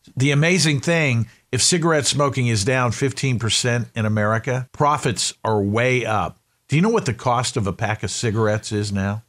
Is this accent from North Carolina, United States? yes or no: yes; Winston-Salem, North Carolina, United States; my hometown is a town called Winston-Salem.